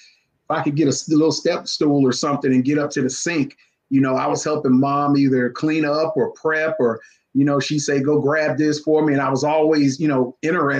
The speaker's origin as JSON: {"language": "English", "town": "Shelby", "region": "North Carolina", "country": "United States", "tie": "born or raised there", "also_born_or_lived": "Florida", "said": "growing up in Shelby, North Carolina, just a little country boy"}